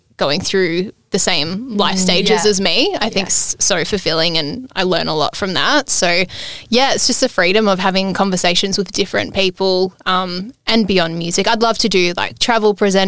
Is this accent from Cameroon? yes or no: no; Ballarat, Victoria, Australia; growing up in Ballarat, I listened a lot to Power FM, which is like the local commercial station